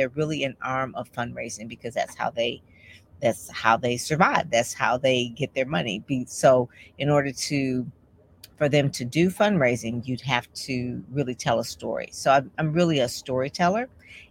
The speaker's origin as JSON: {"language": "English", "town": "Detroit", "region": "Michigan", "country": "United States", "said": "I am from Detroit, Michigan"}